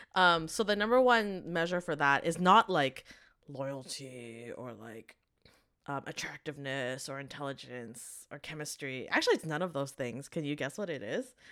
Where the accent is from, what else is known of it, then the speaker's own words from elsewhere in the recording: Vancouver, British Columbia, Canada; growing up in Vancouver